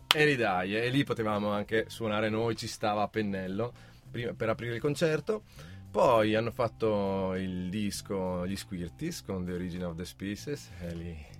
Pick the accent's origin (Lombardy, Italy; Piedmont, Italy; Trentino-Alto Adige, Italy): Trentino-Alto Adige, Italy; Val di Non; noi siamo della Valle di Noam